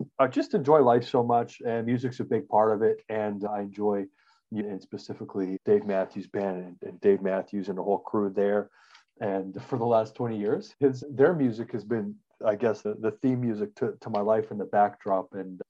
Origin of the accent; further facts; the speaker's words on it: Regina, Saskatchewan, Canada; I grew up in, so I'm a Canadian. We grew up in Regina, Saskatchewan. It's a real place. I'm not making it up. It's a prairie town, and it gets crazy hot and crazy cold.